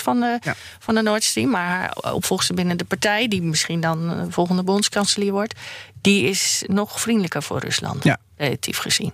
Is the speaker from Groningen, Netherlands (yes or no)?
yes; Groningen, Netherlands; moved away; also born or lived in Randstad; ik heb mijn eerste helft van mijn leven in Groningen. Ben ik, ik ben een Groningse, dus opgegroeid.